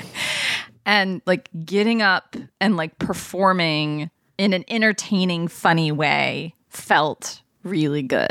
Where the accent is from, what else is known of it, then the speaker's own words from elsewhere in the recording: Ohio, United States; also born or lived in California; When we moved from California to Ohio eventually, and then we stayed there until I was, like, done with high school.